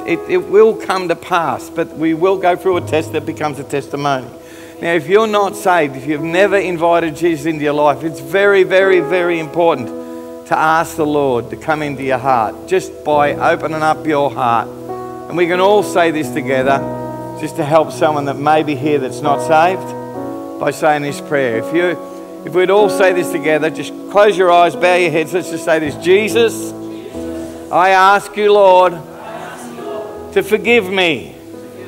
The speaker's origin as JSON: {"language": "English", "country": "Australia", "said": "I'm an Aussie"}